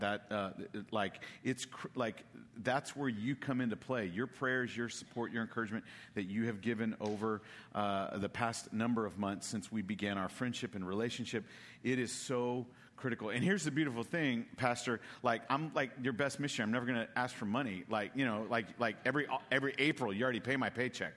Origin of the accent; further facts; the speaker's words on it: El Paso, Texas, United States; moved away as an adult; also born or lived in San Antonio, Texas / Guadalupe River, Texas; now in Norfolk, United States; I'm a native Texan. I was born in San Antonio, grew up in El Paso